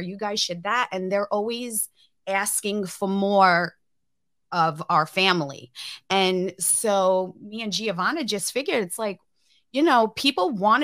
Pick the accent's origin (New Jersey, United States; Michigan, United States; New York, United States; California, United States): New York, United States; now in Missouri, United States; I'm from New York and I live in Missouri now.